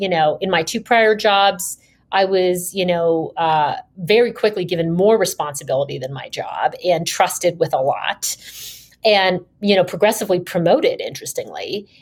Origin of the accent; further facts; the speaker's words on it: Canada; moved away as an adult; also born or lived in New York / London; I graduated from university undergrad in Canada. I'm Canadian by background